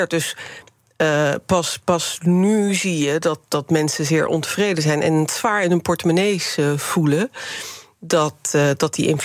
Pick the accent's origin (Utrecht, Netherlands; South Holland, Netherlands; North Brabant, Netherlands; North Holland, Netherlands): South Holland, Netherlands; Rotterdam; born there; Eh, ja, ik ben inderdaad geboren in Rotterdam, maar mijn eerste 15 jaar ben ik daar vrijwel jaarlijks naartoe gegaan.